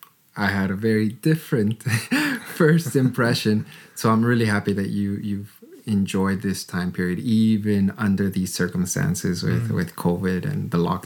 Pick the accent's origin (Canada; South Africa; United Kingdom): Canada; moved away as an adult; now in Freiburg, Germany; I'm talking to a fellow Canadian about life in Germany. I've lived in Germany for 5 years now